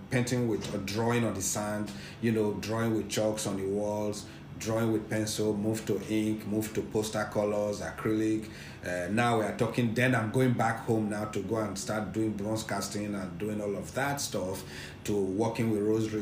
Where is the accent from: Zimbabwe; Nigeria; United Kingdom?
Nigeria; Edo / Benin Kingdom; now in Lagos, Nigeria; I'm an Edo person.